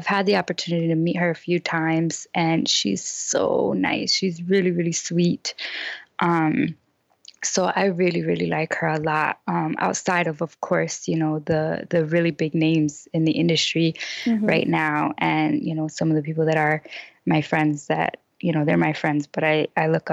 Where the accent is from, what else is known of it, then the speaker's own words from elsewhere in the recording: Chicago, Illinois, United States; moved away as an adult; I grew up in Chicago, I was still starting over because I hadn't lived in Chicago for over 4 years